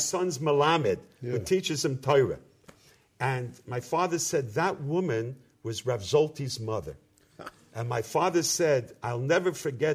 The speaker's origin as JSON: {"language": "English", "country": "United States", "tie": "born or raised there", "also_born_or_lived": "Seattle, Washington / Jersey City, New Jersey", "accent": "American", "moved": "yes", "said": "growing up in America"}